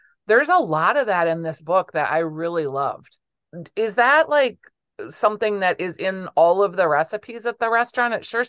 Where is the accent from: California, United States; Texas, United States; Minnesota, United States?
Minnesota, United States; Minneapolis; as a Twin Cityan